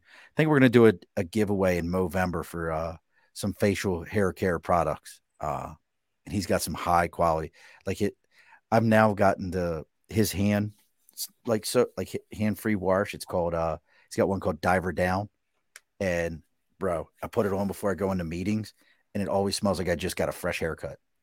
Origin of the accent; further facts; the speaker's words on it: Baltimore, Maryland, United States; moved away; also born or lived in Delaware / Pennsylvania; Growing up in Baltimore, I put Old Bay in everything